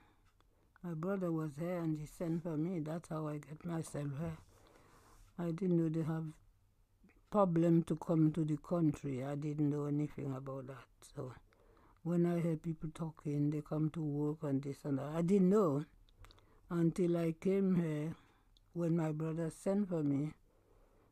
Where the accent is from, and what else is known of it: St. Lucia; born or raised there; moved away as an adult; now in United Kingdom